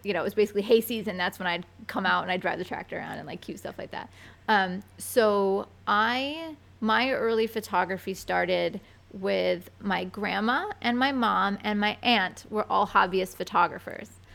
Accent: Binghamton, New York, United States; born or raised there; now in New York City, United States

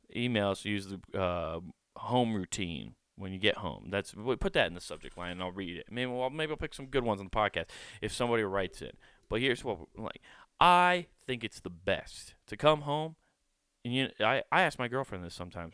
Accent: Iowa, United States; I grew up in Iowa, but I grew up in the city.

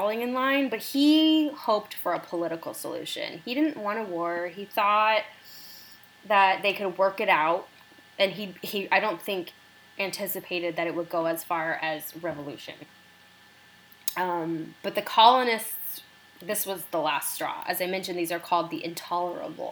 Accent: United States; as an American

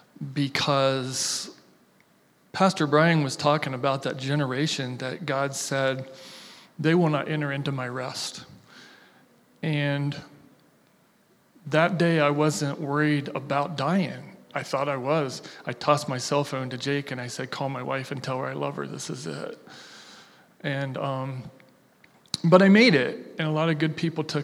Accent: Logan, Ohio, United States; I'm born and raised in Logan, Ohio

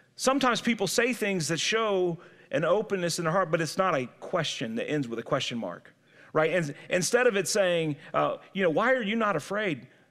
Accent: St. Louis, Missouri, United States; I grew up in Saint Louis, but I had great-grandparents who lived in the sticks in Alabama.

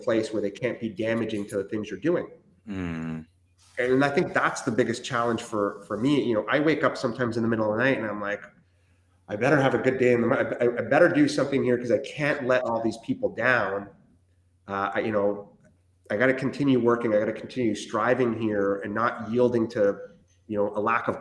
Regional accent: Canada; English is a second language; also born or lived in Chile; I was born in Chile, South America, and my family immigrated to Canada when I was 7

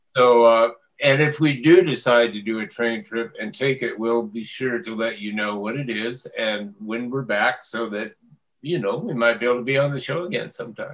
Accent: Las Animas, Colorado, United States; moved away; my hometown, Los Animas, down mm-hmm. by La Junta

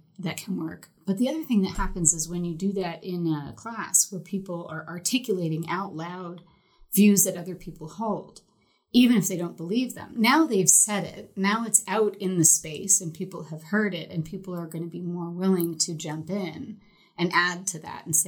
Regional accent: Northeast, United States; I'm from the Northeast

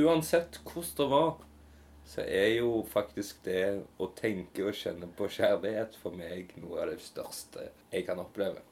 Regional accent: Hillevåg, Rogaland, Norway; jeg òg kommer tilbake igjen her til Hillevåg, ja. til min hjemby

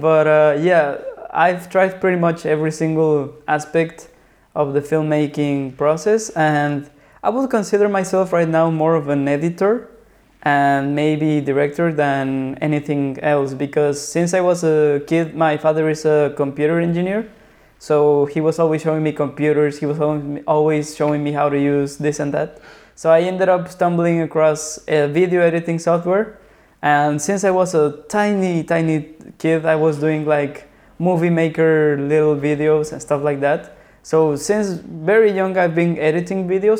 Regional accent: Mexico City, Mexico; moved away as an adult; now in Lisbon, Portugal; I was born and raised in Mexico City.

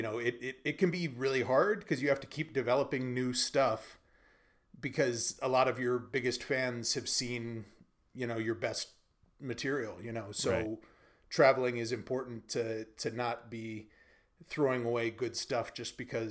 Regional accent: United States; also born or lived in Beijing, China; now in Sofia, Bulgaria; as an American

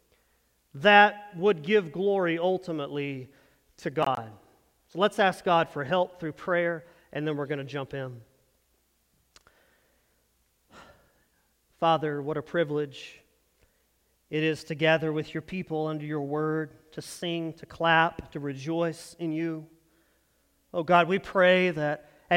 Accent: North Texas, United States; moved away as an adult; we come from small town North Texas is where we grew up.

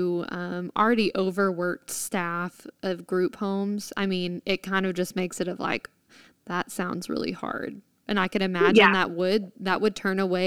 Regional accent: Texas, United States; as a Texan

